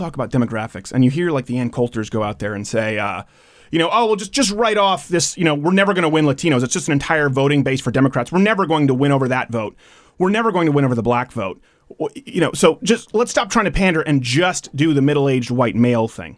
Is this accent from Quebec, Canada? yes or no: yes; Montreal, Quebec, Canada; We were raised in Montreal.